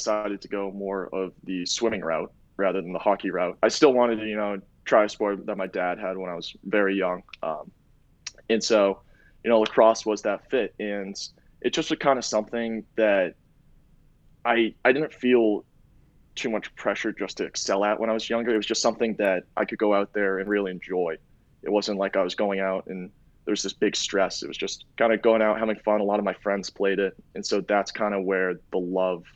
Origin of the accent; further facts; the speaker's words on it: Marblehead, Massachusetts, United States; I grew up in Marblehead